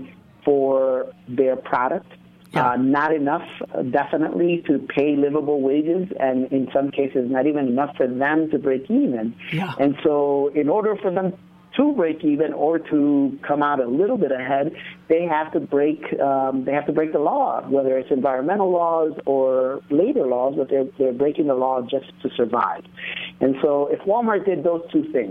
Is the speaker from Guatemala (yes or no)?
yes; Quetzaltenango, Guatemala; now in United States; I came here from Guatemala